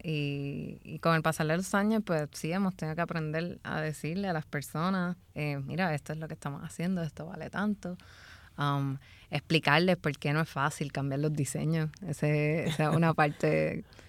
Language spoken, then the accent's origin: Spanish; San Juan, Puerto Rico; yo viví en Santurce por mucho tiempo y me crié en Santurce